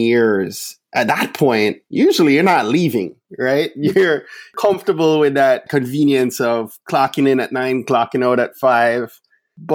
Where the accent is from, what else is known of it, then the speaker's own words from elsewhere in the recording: Jamaica; also born or lived in Florida; now in DC area, United States; I grew up in Jamaica, lived in Florida, and met my wife in Florida